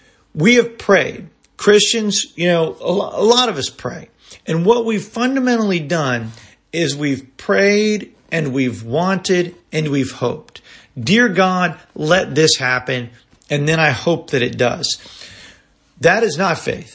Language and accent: English; Tampa, Florida, United States; moved away as an adult; also born or lived in Atlanta, Georgia; my hometown in Tampa